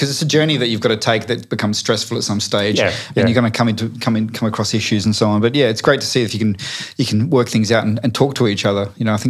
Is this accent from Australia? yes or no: yes; Collie, Western Australia, Australia; moved away; I come from a town called Collie, and Collie is predominantly coal mining and power stations.